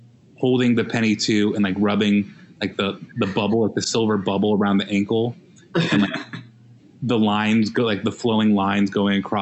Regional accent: Las Vegas, Nevada, United States; moved away as an adult; also born or lived in Minnesota / Northern California; now in Portland, United States; I'm from Las Vegas, Nevada

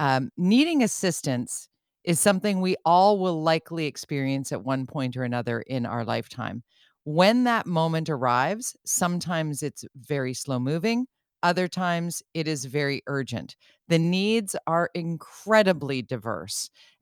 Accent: Canada; Oh, the other thing that concerns me as a Canadian citizen is our reputation abroad.

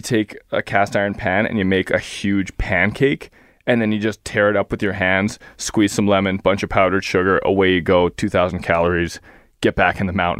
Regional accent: Scotland, United Kingdom; I'm Scottish

